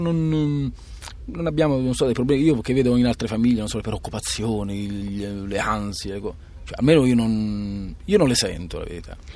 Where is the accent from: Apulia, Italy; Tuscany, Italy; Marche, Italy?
Apulia, Italy; Ascoli Satriano; moved away as an adult; in provincia di Foggia, Ascoli Satriano